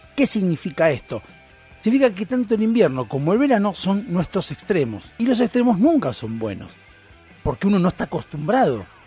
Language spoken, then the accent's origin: Spanish; Argentina